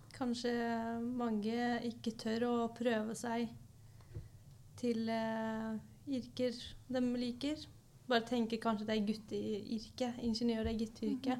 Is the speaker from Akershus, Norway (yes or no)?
no; Oslo, Norway; er også fra Oslo